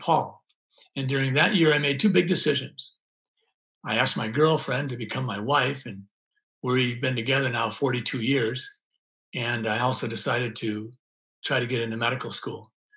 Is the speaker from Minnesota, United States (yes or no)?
yes; Sleepy Eye, Minnesota, United States; I grew up in Sleepy Eye, Minnesota, a little town in southern Minnesota